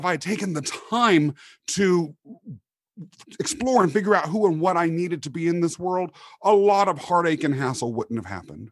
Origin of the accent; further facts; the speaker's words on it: Kansas, United States; moved away; growing up in Kansas